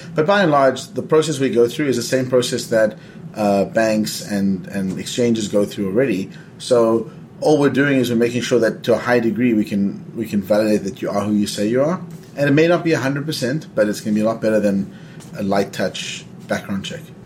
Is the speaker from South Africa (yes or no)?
yes; South Africa; I'm you know from South Africa. I grew up under apartheid